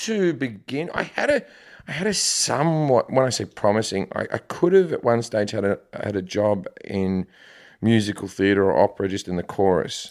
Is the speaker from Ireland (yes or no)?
no; Australia; moved away as an adult; also born or lived in United Kingdom; now in United States; I'm Australian, but I lived in the U K for ten years before